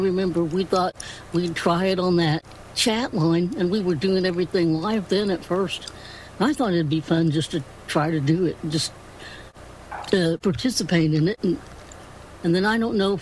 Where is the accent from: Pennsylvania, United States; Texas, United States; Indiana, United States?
Indiana, United States; also born or lived in Florida; I am from Indiana. Pretty much around Indianapolis, this pretty much lived in the South Side. And then when I was, five or six, we moved out to the country.